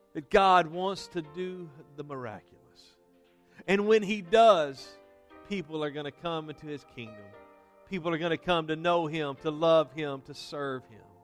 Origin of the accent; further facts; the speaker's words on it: Denham Springs, Louisiana, United States; this church where I was raised in Denham Springs, Louisiana